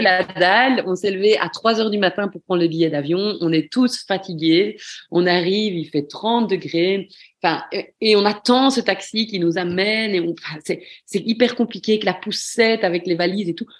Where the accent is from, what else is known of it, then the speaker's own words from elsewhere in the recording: Belgium; Quand on est belge